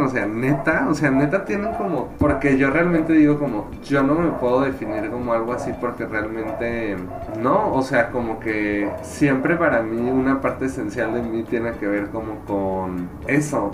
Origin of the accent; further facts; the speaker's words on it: León, Guanajuato, Mexico; now in Guadalajara, Mexico; yo crecí en León, Guanajuato, que es una ciudad bastante conservadora